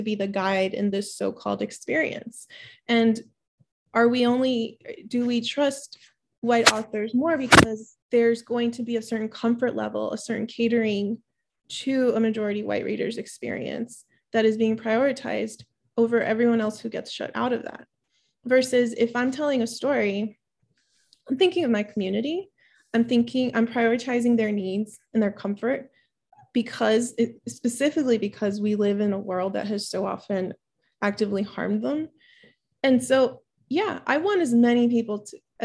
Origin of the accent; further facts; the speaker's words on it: Miami, Florida, United States; English is a second language; also born or lived in Peru; a young Peruvian, you know, girl growing up in Miami, only learning English